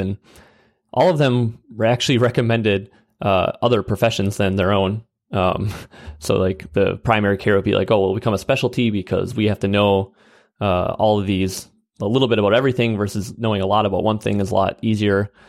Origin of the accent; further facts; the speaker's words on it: Wisconsin Rapids, Wisconsin, United States; a small town called Wisconsin Rapids, Wisconsin